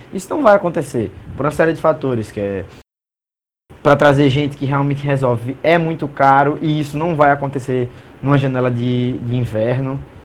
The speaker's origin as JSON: {"language": "Portuguese", "country": "Brazil", "said": "sendo brasileiro"}